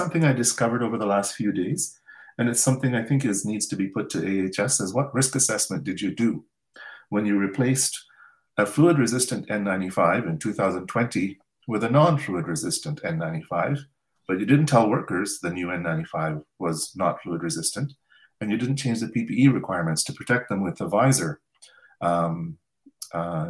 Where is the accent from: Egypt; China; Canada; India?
Canada; as a Canadian engineer